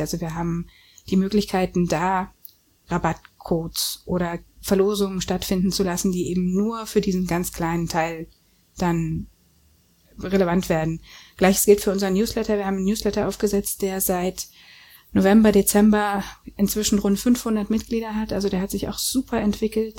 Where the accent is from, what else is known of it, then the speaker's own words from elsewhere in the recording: Germany; Ich bin nun aus der DDR